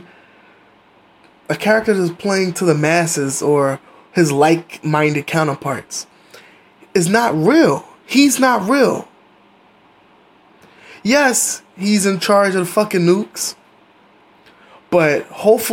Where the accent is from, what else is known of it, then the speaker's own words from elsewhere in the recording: United States; as an American